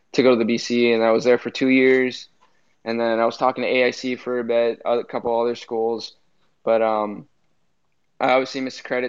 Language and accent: English; California, United States; moved away as an adult; growing up in California, I started playing roller at the age maybe of four